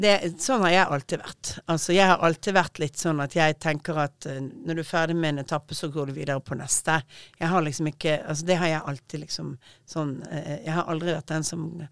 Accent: Bergen, Vestland, Norway; jeg er bergenser og snakker fort

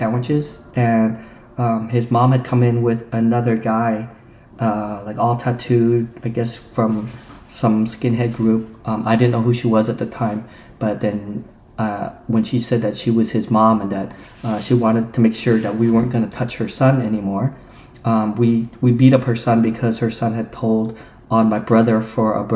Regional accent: Utah, United States; moved away; growing up in Utah

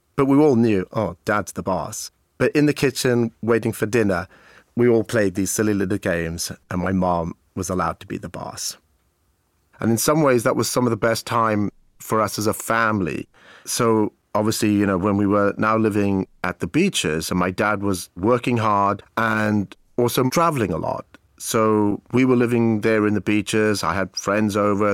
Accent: Abergavenny, Wales, United Kingdom; also born or lived in Cape Town, South Africa / Maidenhead, England; in nineteen seventy-four, we moved from Maidenhead to a town called Abergavenny in South Wales. I was about ten years of age

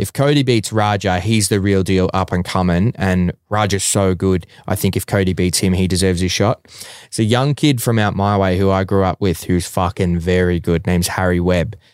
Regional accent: Melbourne, Victoria, Australia; my hometown and Melbourne as a city

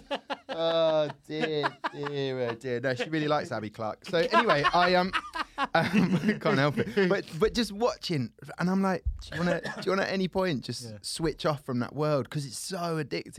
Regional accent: Southampton, South East England, United Kingdom; I grew up in Southampton, which is Hampshire

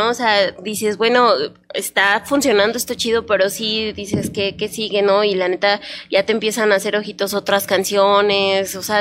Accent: Mexico City, Mexico; now in León, Mexico; Lo que pasa es que yo soy de la Ciudad de México y toda mi familia también. Obviamente tengo ya 22 años aquí en León y por eso yo digo, yo ya soy de aquí

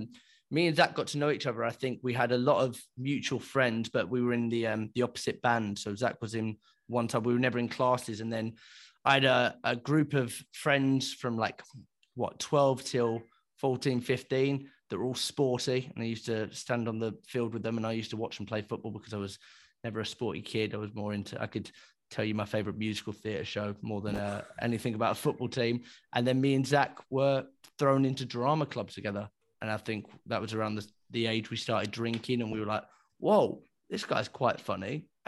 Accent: Lytham St Annes, North West England, United Kingdom; also born or lived in London; I grew up in London, the east end of London. Borderline with Essex, and when I was 7 years old, I moved to sunny St Annes, which is about 10 minutes down the road from Blackpool.

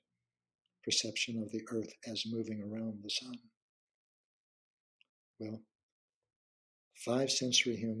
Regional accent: Midwest of the United States, United States; I come from the Midwest of the United States

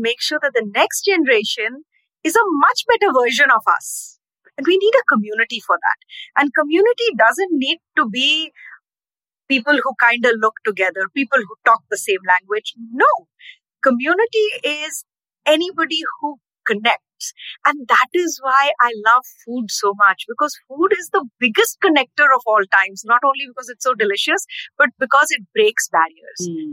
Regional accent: Ranchi, Jharkhand, India; moved away as an adult; now in Nashville, United States; Growing up in India, I used to love train rides

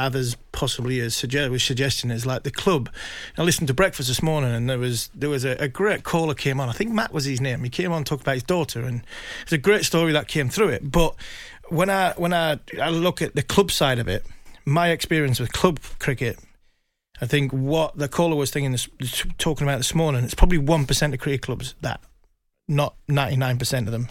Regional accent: Ashington, North East England, United Kingdom; I'm from Ashington. I was brought up during a mining strike

